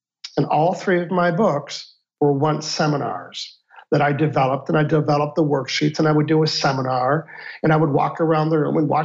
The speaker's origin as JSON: {"language": "English", "country": "Canada", "said": "I'm a Canadian"}